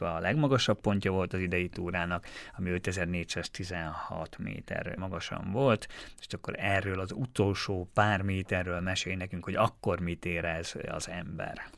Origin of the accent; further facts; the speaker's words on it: Štúrovo, Nitra Region, Slovakia; én Párkányban nőttem fel, és ugye minden nap arra ébredtem, hogy a bazilikát, az esztergom női bazilikát láttam